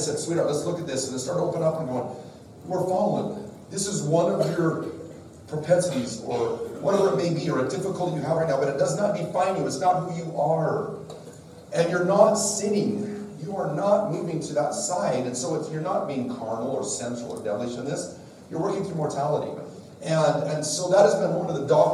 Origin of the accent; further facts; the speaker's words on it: Wyoming, United States; I'm from Wyoming